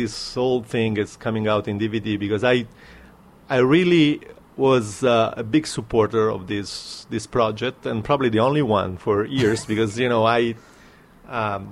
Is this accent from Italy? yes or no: yes; Naples, Campania, Italy; my own town is Naples